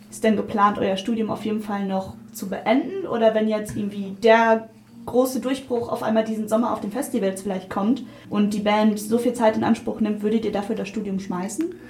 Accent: Hanover, Lower Saxony, Germany; Wir kommen aus Hannover

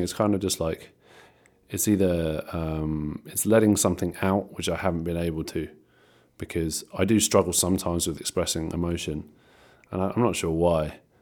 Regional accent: Ventnor, South East England, United Kingdom; in Ventnor, um, which is my hometown

